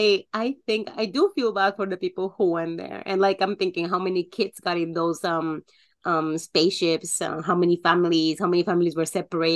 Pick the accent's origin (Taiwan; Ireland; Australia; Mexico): Mexico; being raised, born and raised in Mexico, it's also a thing.